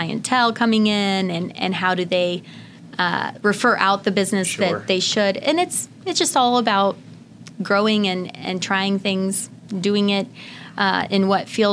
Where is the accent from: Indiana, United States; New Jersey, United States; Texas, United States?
Indiana, United States; now in Illinois, United States; my home state of Indiana